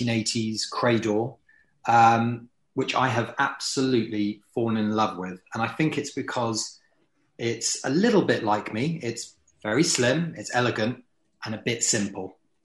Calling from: Canterbury, South East England, United Kingdom; today I come from a very damp and cold Canterbury, where I'm in my office trying desperately to stay warm.

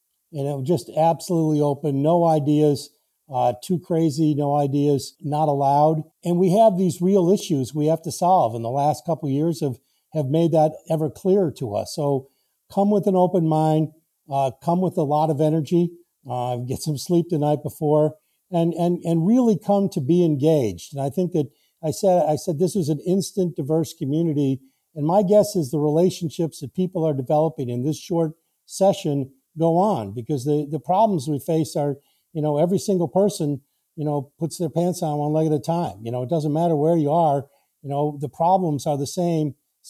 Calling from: Camden, Maine, United States; I'm with you here from the shores of the harbor of Camden, Maine.

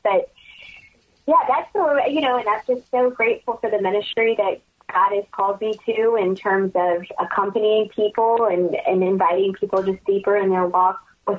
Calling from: Baton Rouge, Louisiana, United States; I'm calling from Baton Rouge. I live in Louisiana

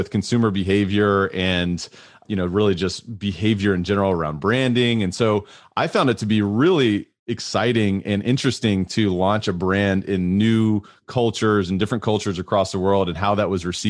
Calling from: Louisville, Kentucky, United States; I am zooming in from Louisville, Kentucky in the United States.

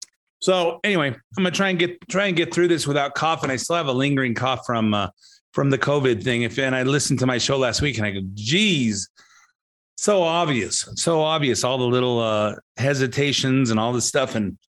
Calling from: Montana, United States; I'm recording in from Montana. Beautiful white mountains, beautiful snowy stuff.

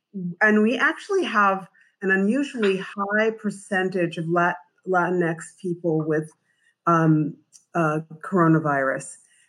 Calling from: Providence, Rhode Island, United States; So I'm calling from Providence, Rhode Island.

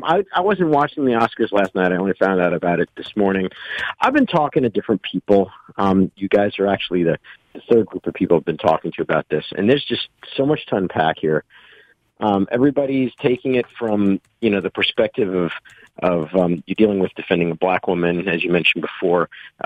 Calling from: Brooklyn, New York, United States; from Brooklyn.

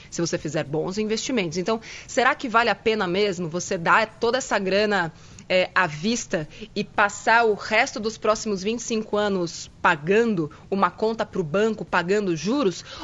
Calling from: Caieiras, São Paulo, Brazil; sou de Caieiras.

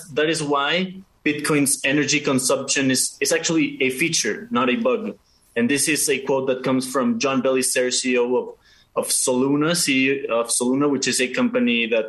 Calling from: Mexico City, Mexico; Okay, so I am checking in from Mexico City.

